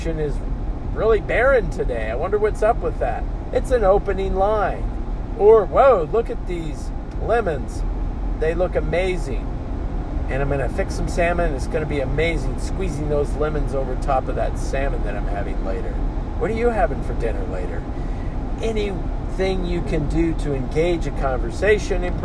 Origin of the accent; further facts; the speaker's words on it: Oakley, Kansas, United States; moved away; I just spent a day and a half in my hometown